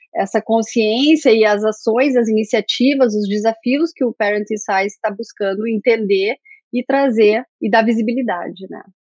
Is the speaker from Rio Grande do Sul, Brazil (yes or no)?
yes; interior of Rio Grande do Sul, Brazil; moved away; also born or lived in Pelotas; eu sou do interior do Rio Grande do Sul